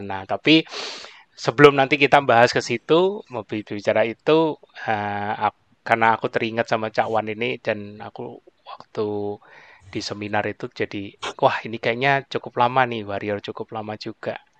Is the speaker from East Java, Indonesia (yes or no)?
yes; Jombang, East Java, Indonesia; kampung halaman saya dulu juga yaitu di Jawa Timur tepatnya di kota Jombang